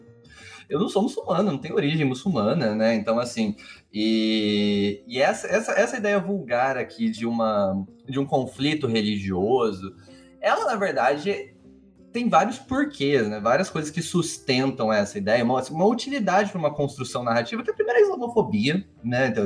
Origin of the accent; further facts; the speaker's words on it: Brazil; born there; sou eu sou brasileiro, nasci no Brasil.